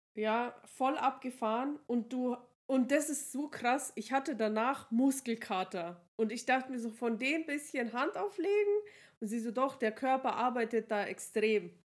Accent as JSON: {"language": "German", "town": "Regensburg", "region": "Bavaria", "country": "Germany", "said": "bei uns in Regensburg"}